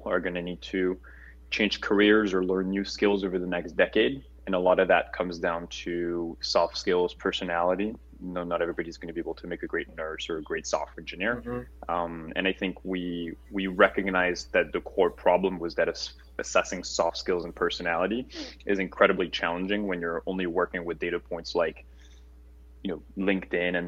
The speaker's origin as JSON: {"language": "English", "town": "Paris", "region": "Île-de-France", "country": "France", "tie": "born or raised there", "moved": "as an adult", "lives_now": "United States", "said": "I'm a French native, born and raised in Paris"}